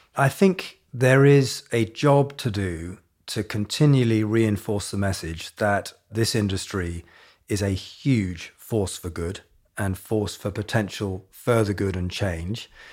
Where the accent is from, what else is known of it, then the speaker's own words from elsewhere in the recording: Hong Kong; moved away; I grew up in Asia, in Hong Kong